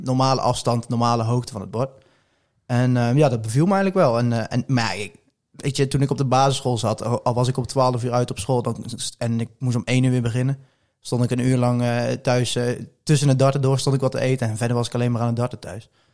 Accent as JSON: {"language": "Dutch", "town": "Poederoijen", "region": "Gelderland", "country": "Netherlands", "said": "ik kom uit Poederooi en ik was tien, elf jaar oud."}